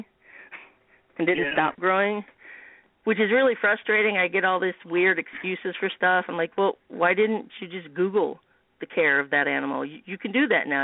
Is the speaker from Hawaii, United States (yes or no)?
no; Bloomington, Indiana, United States; I'm kind of on the southeast side of Bloomington, and I grew up in the Bryan Park area